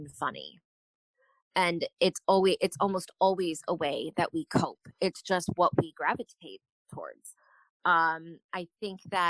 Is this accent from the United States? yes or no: yes; San Antonio, Texas, United States; born or raised there; also born or lived in New York